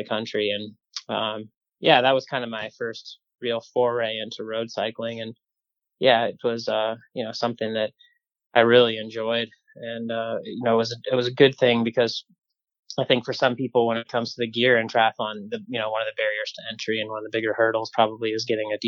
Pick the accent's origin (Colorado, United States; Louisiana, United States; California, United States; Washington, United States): Colorado, United States; Grand Junction; I was born in Western Colorado in Grand Junction and spent the first, well, basically 18 years of my life there